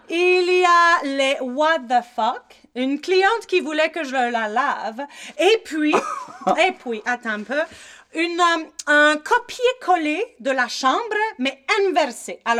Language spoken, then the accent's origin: French; Colombia; now in United States; On est venu de la Colombie, mon mari et moi. On a fait le saut dans le Freedom Land en 2004. On voulait, nous aussi, vivre euh, notre rêve américain.